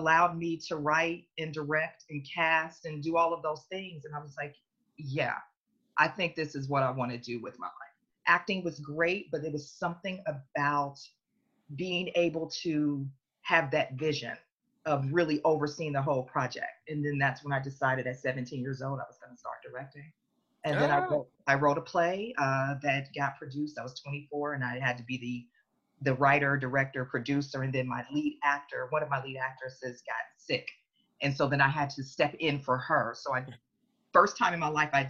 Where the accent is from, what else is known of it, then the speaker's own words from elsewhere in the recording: Oakland, California, United States; also born or lived in Cincinnati, Ohio; So I was born in Cincinnati, Ohio, raised in Oakland.